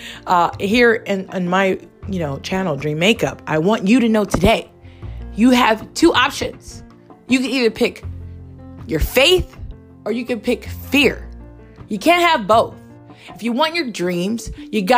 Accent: Hawaii, United States; moved away; I grew up in Hawaii, like the real high life

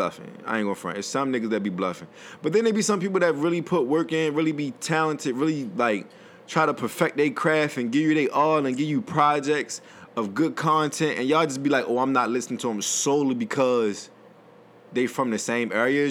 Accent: Baltimore, Maryland, United States; I'm from Baltimore

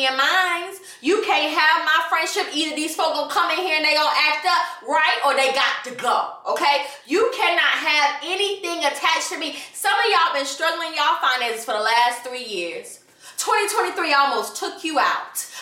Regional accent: Atlanta, Georgia, United States; I grew up in Atlanta

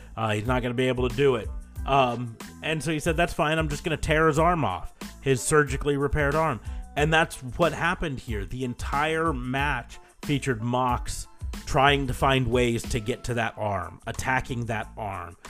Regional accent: United States; I'm American

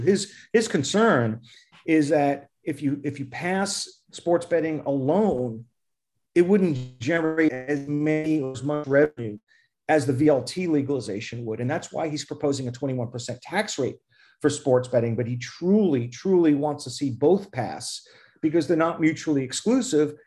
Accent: New York City, New York, United States; moved away; also born or lived in Flushing, New York / East Meadow, Long Island; I grew up in Forest Hills, moved to Flushing, lived in East Meadow in Long Island.

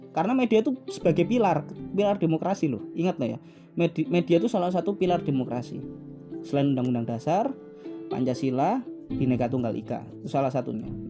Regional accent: Java, Indonesia; dulu saya sebagai orang Jawa tidak tahu informasi apapun yang ada di Aceh saya sebagai orang Jawa waktu saya dulu waktu kecil waktu umur-umur 10 tahun

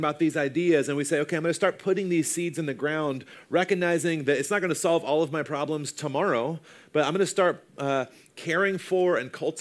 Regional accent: the South, United States; I grew up in the South

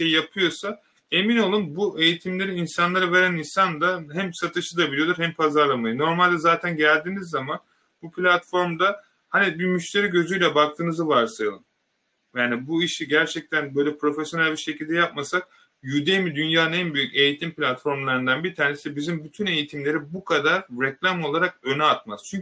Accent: Turkey; bakın ben bundan çok gurur duyuyorum bir Türk olarak arkadaşlar.

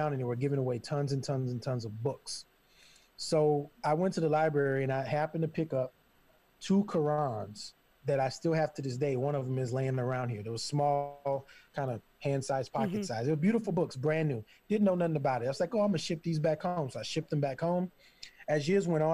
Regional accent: Southern Louisiana, United States; moved away as an adult; now in Portland, United States; I grew up Christian in Southern Louisiana

